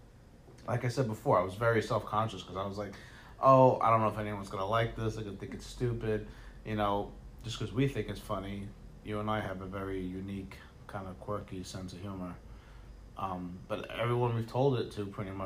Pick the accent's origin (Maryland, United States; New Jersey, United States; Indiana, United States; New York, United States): New York, United States; New York City; also born or lived in Staten Island; I grew up in Brooklyn, Brooklyn and Staten Island, listening to hip hop